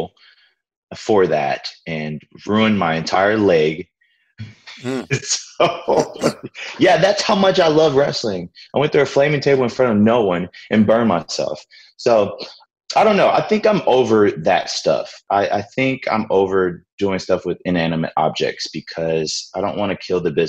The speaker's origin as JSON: {"language": "English", "town": "New Orleans", "region": "Louisiana", "country": "United States", "tie": "born or raised there", "said": "I grew up in New Orleans."}